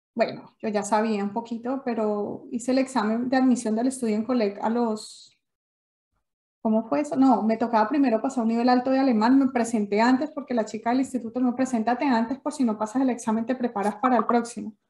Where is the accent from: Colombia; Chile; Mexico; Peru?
Colombia; moved away as an adult; also born or lived in Germany / Sweden; now in Denmark; yo salí con 19 años de Colombia